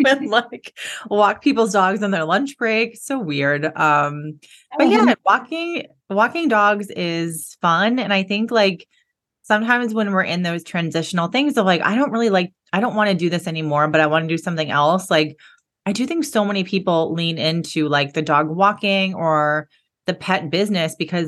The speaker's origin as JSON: {"language": "English", "town": "Boston", "region": "Massachusetts", "country": "United States", "also_born_or_lived": "San Diego, California", "moved": "as an adult", "lives_now": "California, United States", "said": "I'm from Boston. I moved back to Boston after San Diego"}